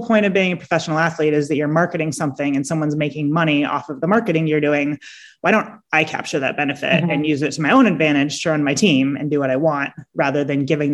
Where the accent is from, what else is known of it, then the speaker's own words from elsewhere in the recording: San Diego, California, United States; I grew up in San Diego.